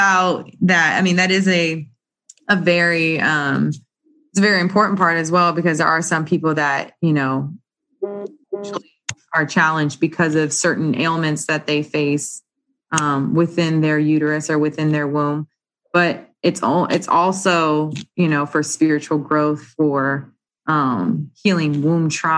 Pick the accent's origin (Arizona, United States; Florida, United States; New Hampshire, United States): Arizona, United States; moved away as an adult; now in New Orleans, United States; I'm actually originally from Arizona, West Coast girl